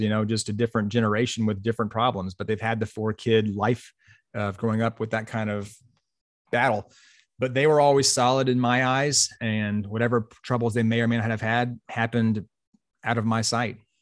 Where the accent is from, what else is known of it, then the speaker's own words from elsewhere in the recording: Pensacola, Florida, United States; I grew up in Pensacola, Florida, on the west side of Pensacola or west side of Florida